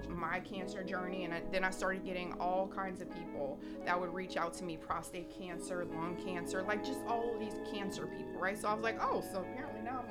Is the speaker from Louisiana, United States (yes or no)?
yes; Houma, Louisiana, United States; moved away as an adult; now in Houston, United States; I'm from somewhere called Houma, Louisiana.